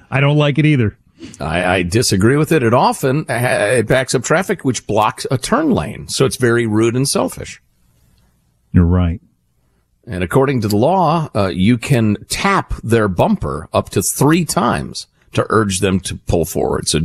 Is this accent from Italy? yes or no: yes; Italy; born there; when my father was serving the United States of America in the military, I was born in Italy.